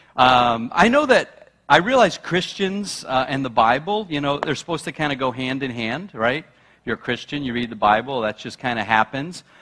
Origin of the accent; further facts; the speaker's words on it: New York, United States; now in New England, United States; I'm a New Yorker